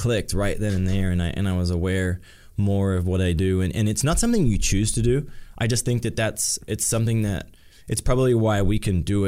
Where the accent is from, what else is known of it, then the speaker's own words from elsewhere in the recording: Australia; now in United States; I'm in my hometown. Probably my first time back to my hometown since 2016 with my family